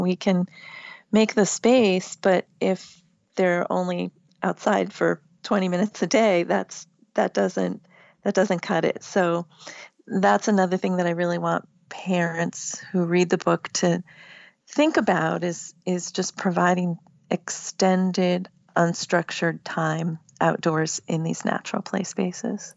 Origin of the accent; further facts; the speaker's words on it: Massachusetts, United States; now in Virginia, United States; I live in Virginia now, but I grew up in Massachusetts